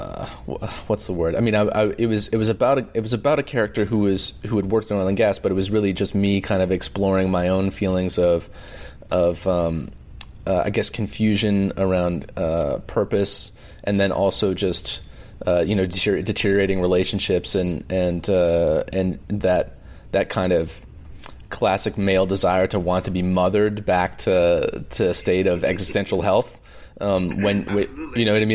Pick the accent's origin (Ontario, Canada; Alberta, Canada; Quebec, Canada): Alberta, Canada; also born or lived in Vancouver; a male person growing up in Alberta